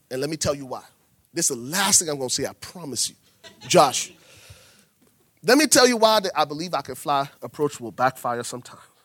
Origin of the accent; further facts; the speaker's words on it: Liberia; I'm from Liberia